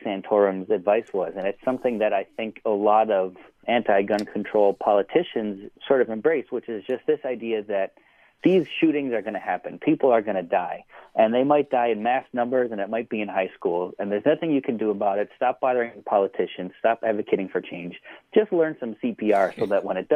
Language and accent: English; Buffalo, New York, United States; I'm from Buffalo, New York